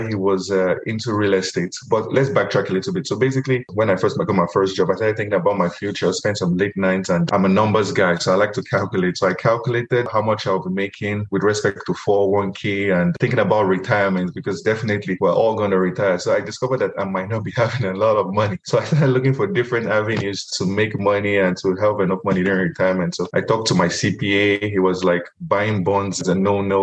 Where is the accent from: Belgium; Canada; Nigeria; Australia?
Nigeria; moved away as an adult; also born or lived in Louisiana, United States / Tucson, Arizona, United States; now in Phoenix, United States; I'm originally from Nigeria. I immigrated to the US in 2011 as a student.